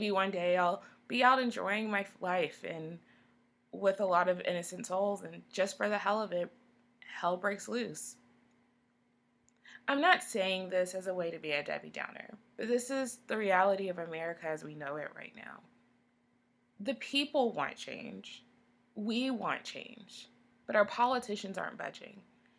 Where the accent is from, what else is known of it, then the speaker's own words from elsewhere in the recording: Texas, United States; I'm from Texas